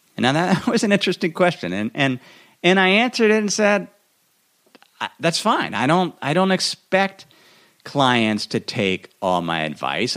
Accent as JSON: {"language": "English", "region": "Idaho", "country": "United States", "tie": "born or raised there", "said": "my hometown in Idaho"}